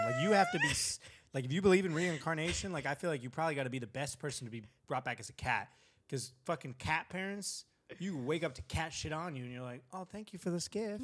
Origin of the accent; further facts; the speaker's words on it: California, United States; I'm from California